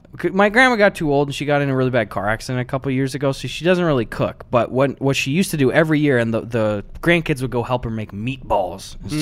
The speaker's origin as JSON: {"language": "English", "region": "Wisconsin", "country": "United States", "tie": "born or raised there", "moved": "yes", "said": "we're back home, and Wisconsin"}